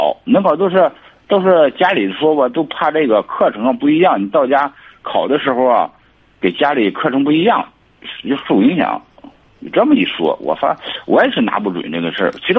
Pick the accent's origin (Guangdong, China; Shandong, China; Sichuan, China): Shandong, China; Liaocheng; moved away as an adult; now in Tianjin, China; 我家是聊城的。